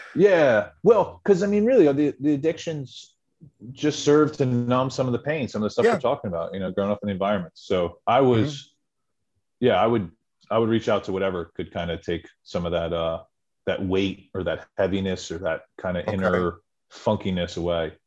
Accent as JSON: {"language": "English", "region": "central New Jersey", "country": "United States", "tie": "born or raised there", "said": "grew up in New Jersey, in okay. central central New Jersey."}